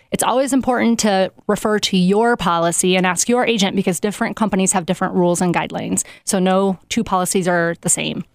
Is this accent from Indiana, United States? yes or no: yes; South Bend, Indiana, United States; I am from South Bend